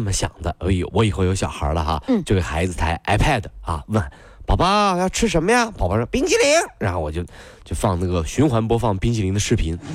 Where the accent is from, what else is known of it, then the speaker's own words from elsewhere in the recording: China; 我们中国人是不是盼什么东西都有点快啊